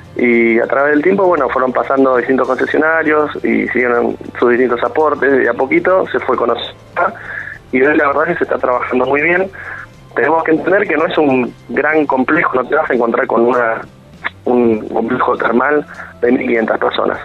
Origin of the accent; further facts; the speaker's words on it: Bahía Blanca, Buenos Aires Province, Argentina; now in Pedro Luro, Argentina; yo soy de Bahía Blanca nativo